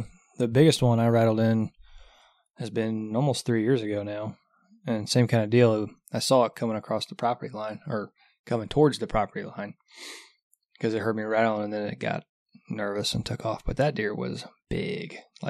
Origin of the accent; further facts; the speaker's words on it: Scotland, United Kingdom; Well, we are from Scotland. Anyways. Scotland. We are Scottish, but I'll never wear a kilt.